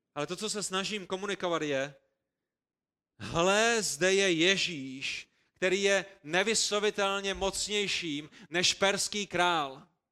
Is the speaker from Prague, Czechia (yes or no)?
yes; Prague, Czechia; A my, kteří jsme vyrůstali v Praze